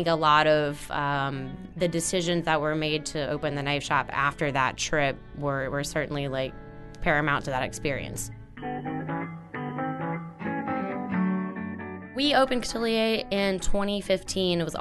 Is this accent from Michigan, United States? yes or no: no; Paincourtville, Louisiana, United States; I grew up in Pankerville, Louisiana, between Pankerville and Napoleonville, in Assumption Parish along Bayou Lafourche